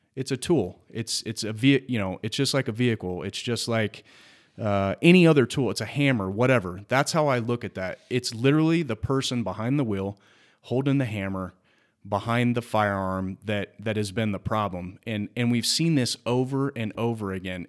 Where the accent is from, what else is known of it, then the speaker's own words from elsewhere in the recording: United States; we as the American people